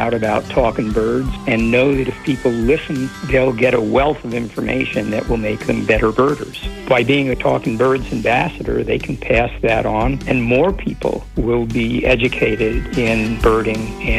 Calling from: Bellingham, Washington, United States; I'm calling from Bellingham, Washington.

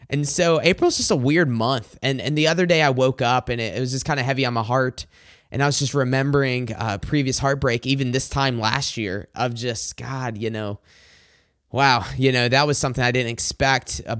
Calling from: Macomb, Michigan, United States; I'm recording this from Macomb, Michigan.

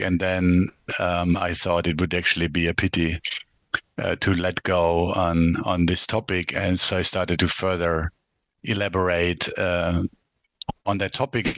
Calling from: Ljubljana, Slovenia; I'm calling in from uh, Ljubljana, which is the capital of uh, Slovenia. That's uh, where I live since about 2010.

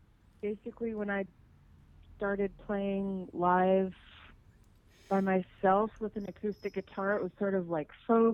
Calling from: Los Angeles, California, United States; I'm in LA.

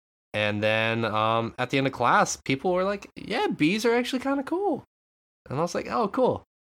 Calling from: Japan; But no, I'm calling it from Japan.

